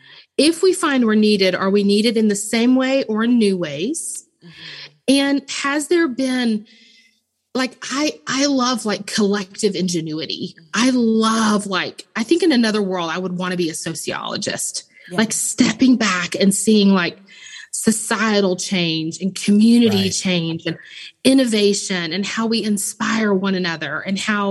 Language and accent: English; Memphis, Tennessee, United States; I'm originally from Memphis